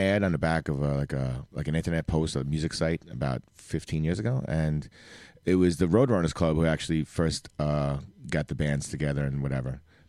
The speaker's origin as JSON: {"language": "English", "town": "New York City", "region": "New York", "country": "United States", "tie": "born or raised there", "said": "I am from College Point, born and bred, and still honest, living there."}